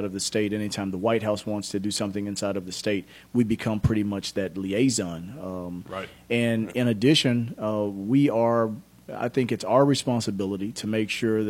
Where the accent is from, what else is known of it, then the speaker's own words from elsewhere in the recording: Memphis, Tennessee, United States; I grew up in Memphis, fourth of eight children born to a single mom who never graduated from high school